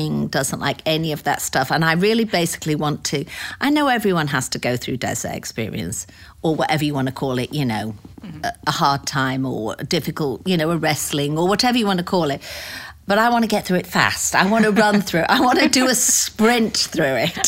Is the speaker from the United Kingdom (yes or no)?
yes; United Kingdom; moved away as an adult; also born or lived in Phoenix, Arizona / Pawleys Island, South Carolina / Greenville, South Carolina; now in United States; I was born in the United Kingdom 60 years ago to some great parents, and I have one sister. I lived there for about 45 years this time round, and moved to the United States in 2004